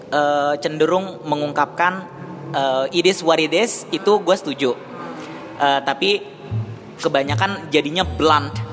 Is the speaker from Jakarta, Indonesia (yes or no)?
yes; South Jakarta, Jakarta, Indonesia; Mohon maaf soalnya saya anak Jakarta Selatan